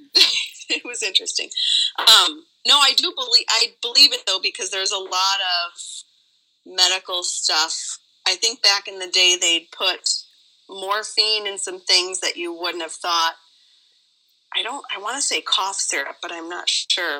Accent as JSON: {"language": "English", "region": "Nevada", "country": "United States", "said": "I am from Nevada"}